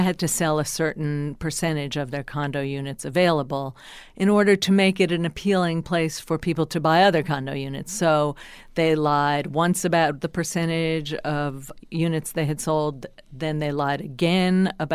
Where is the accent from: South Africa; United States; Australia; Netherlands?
United States; New Jersey; I'm from New Jersey